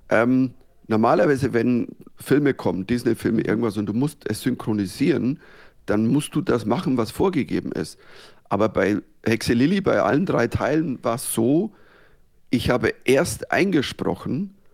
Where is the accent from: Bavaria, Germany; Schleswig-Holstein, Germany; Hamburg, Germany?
Bavaria, Germany; accent: Bavarian; ich habe halt einen bayerischen Dialekt